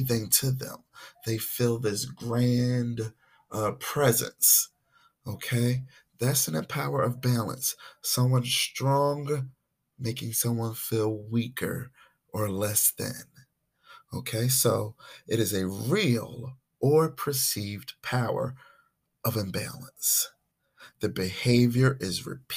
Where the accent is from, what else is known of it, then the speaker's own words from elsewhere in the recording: Philadelphia, Pennsylvania, United States; I was born and raised in Philadelphia, Mount Airy section